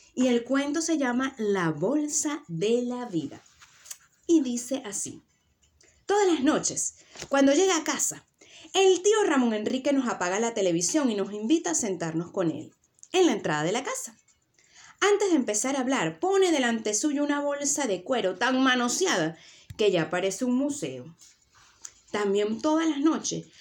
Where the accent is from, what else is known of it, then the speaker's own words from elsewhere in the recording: Venezuela; now in Tenerife, Spain; yo vivo en Tenerife y mi sangre es de estas Islas Canarias, yo soy venezolana